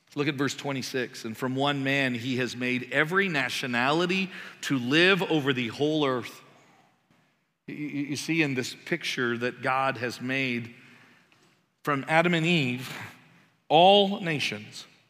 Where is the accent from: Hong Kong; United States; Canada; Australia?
Canada; moved away; I'm Canadian